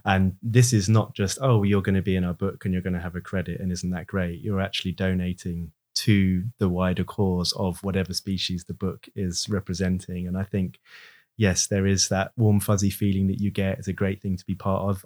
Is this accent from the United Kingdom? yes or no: yes; United Kingdom; we're British